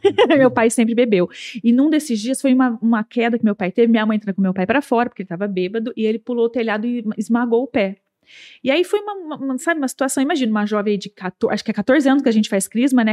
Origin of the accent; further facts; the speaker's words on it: Campinas, São Paulo, Brazil; eu nasci naquela região, estudei naquela região